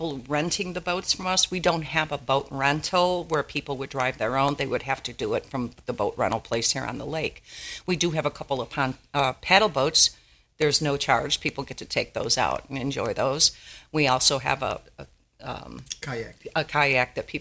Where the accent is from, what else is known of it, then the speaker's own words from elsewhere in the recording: Chicago, Illinois, United States; also born or lived in Lake Shafer, Indiana; now in Indiana, United States; both of us are born and raised in Chicago. We were in the Chicagoland area, Humboldt Park area.